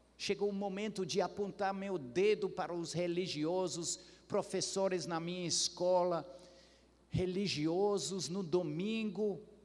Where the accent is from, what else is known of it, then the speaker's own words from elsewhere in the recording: Ceará, Brazil; como boa cearense